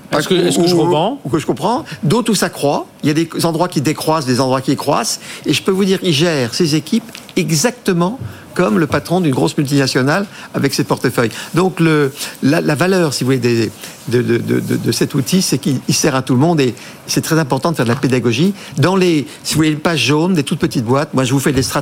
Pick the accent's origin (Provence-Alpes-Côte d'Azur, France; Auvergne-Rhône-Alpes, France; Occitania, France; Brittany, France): Brittany, France; on est breton, tout le monde le sait, on va parler de oui, on se de Bretagne, Pays Bigoudin, sud du Finistère.